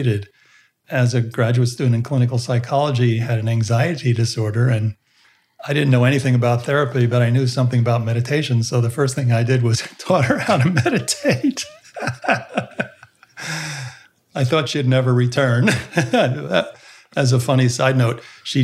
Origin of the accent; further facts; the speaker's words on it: United States; I was raised in the United States within the Protestant background. My parents are both European